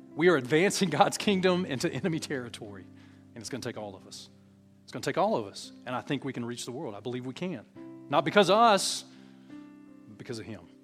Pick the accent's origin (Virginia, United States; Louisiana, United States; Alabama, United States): Alabama, United States; we're all from Alabama. Well, some of us are from Alabama.